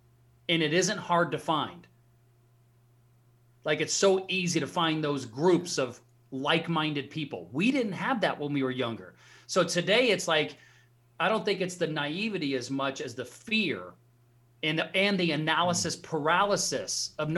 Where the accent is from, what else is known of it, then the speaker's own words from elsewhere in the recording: Alaska, United States; So I grew up in Alaska. My dad was in the Army, grew up in a very small town in Alaska.